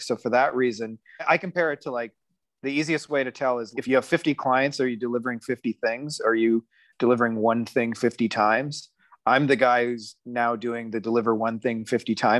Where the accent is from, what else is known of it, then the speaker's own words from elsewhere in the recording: Windsor, Ontario, Canada; in my hometown of Windsor, Ontario, Canada